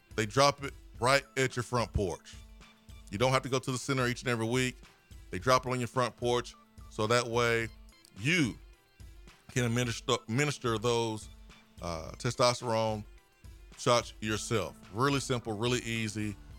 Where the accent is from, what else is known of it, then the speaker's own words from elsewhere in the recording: Alabama, United States; now in Knoxville, United States; I'm from Alabama.